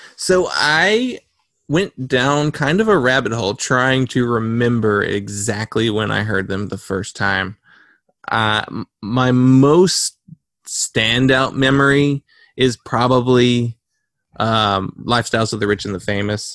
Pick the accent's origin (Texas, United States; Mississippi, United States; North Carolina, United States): North Carolina, United States; we are from North Carolina